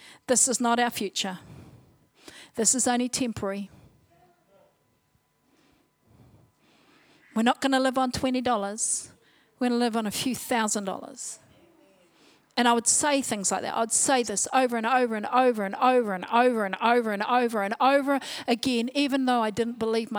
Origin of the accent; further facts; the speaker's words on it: Whanganui, Manawatū-Whanganui, New Zealand; also born or lived in Palmerston North; I was born in Palmerston North, brought up in Whanganui, down, you know, the creek or down the river. Brought up on a marae